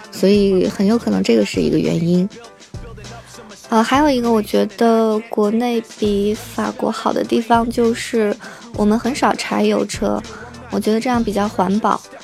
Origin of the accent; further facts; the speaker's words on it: China; now in France; 我们中国人